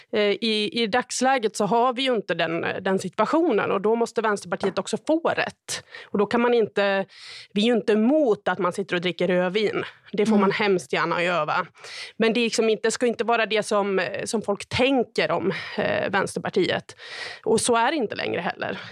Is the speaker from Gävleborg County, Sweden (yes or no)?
yes; Sandviken, Gävleborg County, Sweden; moved away; Sandviken, där jag kommer ifrån